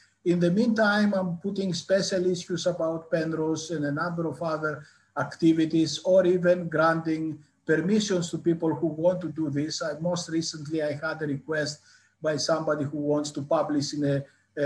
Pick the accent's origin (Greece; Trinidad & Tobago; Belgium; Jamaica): Greece; northern Greece; moved away as an adult; also born or lived in Athens, Greece / Newcastle, United Kingdom / Cambridge, United Kingdom / Leeds, United Kingdom; now in United Kingdom; I grew up in northern Greece.